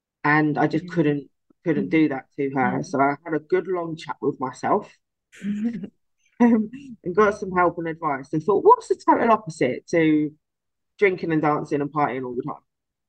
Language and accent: English; London, United Kingdom; born there; My dad told me recently that I am actually a Cockney because I was born in Guy's Hospital